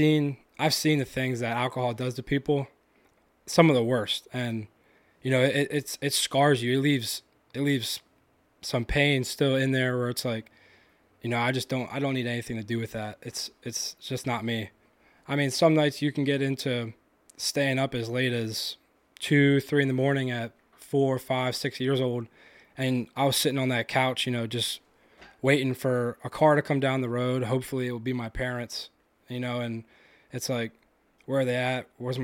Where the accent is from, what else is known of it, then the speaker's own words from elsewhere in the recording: London, United Kingdom; I grew up in South London. I still live there now, actually. I bought that house from my dad pretty recently.